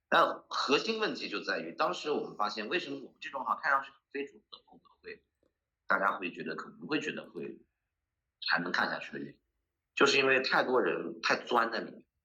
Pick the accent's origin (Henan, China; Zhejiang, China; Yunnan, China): Zhejiang, China; Hangzhou; 我作为一个土生土长的资深杭州人